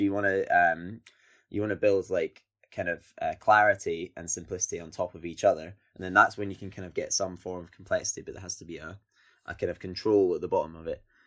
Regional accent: Scotland, United Kingdom; I'm Scottish and I come from, um, you know, outside of a city or whatever

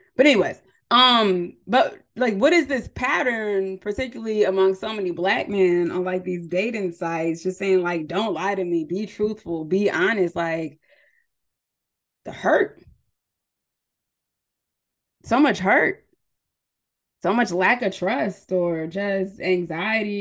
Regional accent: San Diego, California, United States; also born or lived in San Jose, California; I'm originally from California, from San Diego, but I went to school in the Bay Area at San Jose State University

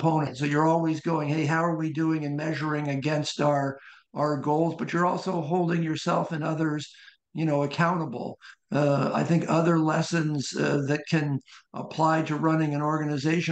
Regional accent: Columbus, Ohio, United States; moved away as an adult; also born or lived in Wilmington, Delaware / New Haven, Connecticut / Arizona / Rochester, New York; I was born in Wilmington, Delaware, but spent most of my life in Columbus, Ohio

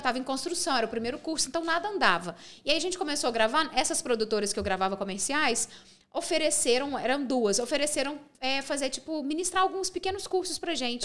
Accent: Pains, Minas Gerais, Brazil; also born or lived in Divinópolis; eu sou de País, que é uma cidade do interior, uma cidade bem pequenininha, que tem 8 mil habitantes. Sim. Eu morei em Pains até meus 19 anos

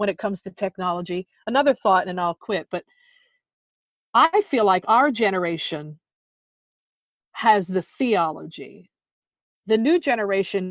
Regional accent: New Jersey, United States; moved away; of how I grew up in South Jersey, how I grew up as that precocious little tomboy

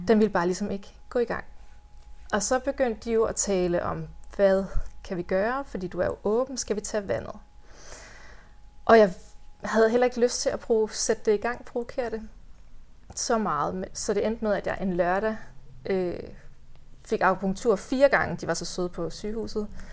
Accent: Hvide Sande, Central Denmark Region, Denmark; also born or lived in Copenhagen / Central Jutland / North Jutland; now in Hjørring area, Denmark; jeg er vokset op i Hvide Sande

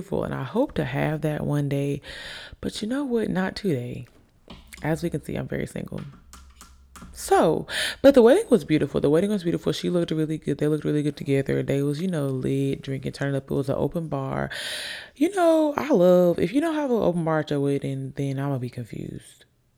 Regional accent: Alabama, United States; also born or lived in Virginia / Italy / Jacksonville, Florida; I say I'm from Alabama because I've been here the longest. I've been here since I was about 8. I've been here since I was about 8. I was born in Virginia, moved to Italy, moved to Jacksonville, Florida, and then here we are.

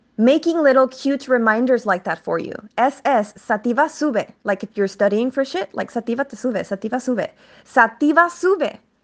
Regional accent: El Paso, Texas, United States; moved away as an adult; now in California, United States; I am from El Pa-, El Paso, Texas, Chuco Town, nine one five vibes

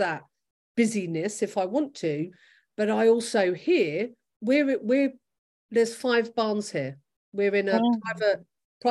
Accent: London, United Kingdom; moved away as an adult; now in Gloucester, United Kingdom; I'm a Londoner and I'm a very proud Londoner. And my family are all in London

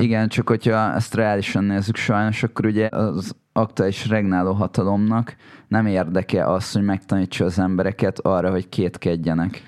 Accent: Hungary; nekem az az identitásom, hogy magyar vagyok

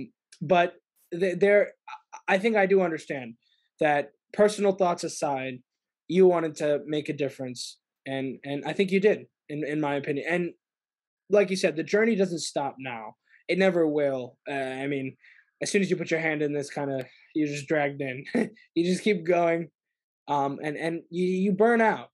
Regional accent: Bay Area, California, United States; I'm from the Bay Area

